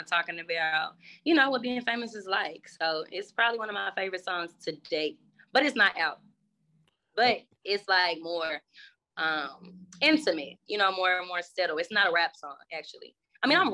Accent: Dallas, Texas, United States; I was born in Dallas

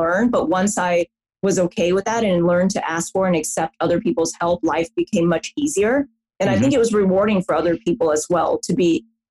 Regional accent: the South, United States; I'm from the South in the US

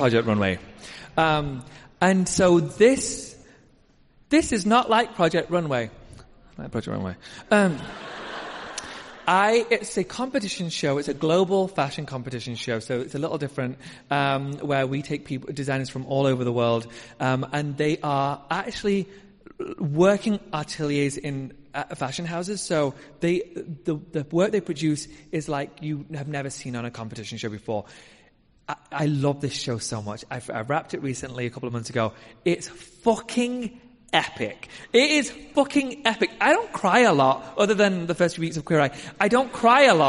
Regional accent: United Kingdom; now in United States; our competition shows are a little different from American competition shows

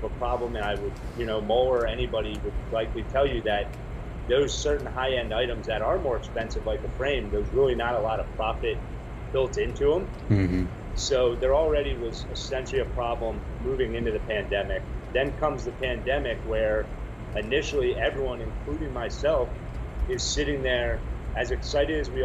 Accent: Baltimore, Maryland, United States; moved away as an adult; also born or lived in Las Vegas / East Coast; I grew up in Baltimore and then moved to Vegas when I was 18

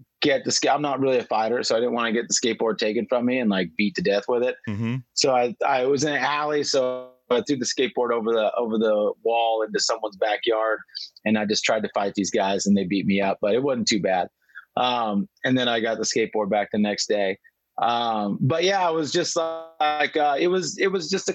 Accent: Pico Rivera, California, United States; I'm from Pico Rivera, which is just a city on the outskirts of East LA, Los Angeles

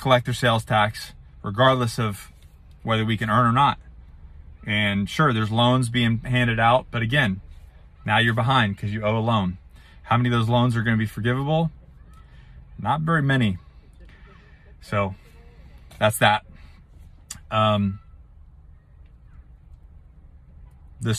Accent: United States; I am an American. I served my country for 12 years.

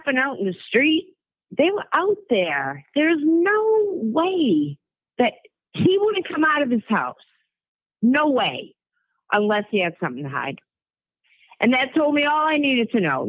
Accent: Worcester, Massachusetts, United States; I grew up in Worcester, Massachusetts

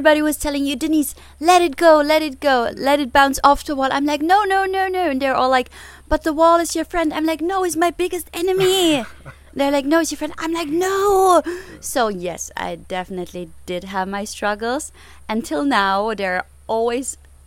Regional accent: Germany; I'm born and raised in Germany

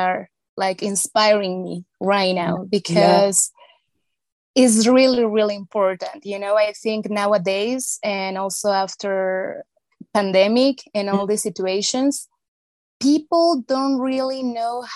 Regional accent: Mexico; I was born in Mexico

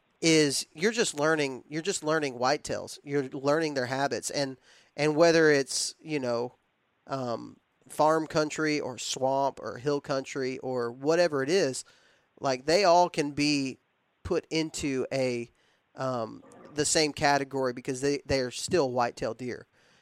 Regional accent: Texas, United States; I was raised in West Texas where you hunt over corn feeders and things like that. Like that's just how I was raised.

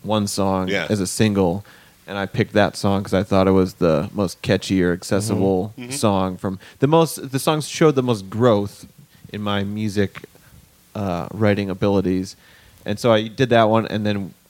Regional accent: Midwest, United States; accent: Midwestern; normal Midwestern English is what my accent

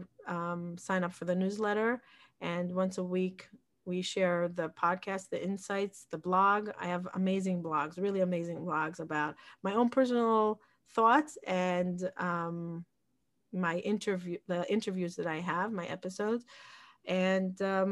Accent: Jerusalem, Jerusalem District, Israel; moved away as an adult; also born or lived in Peoria, Illinois, United States / Woodmere, New York, United States / Florida, United States; now in Far Rockaway, United States; I grew up in Israel. I was born in Peoria, Illinois.

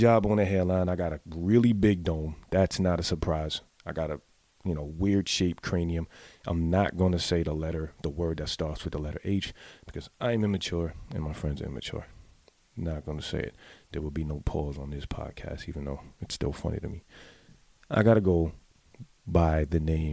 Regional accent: New York City, New York, United States; I was born in the Bronx, raised in the Bronx

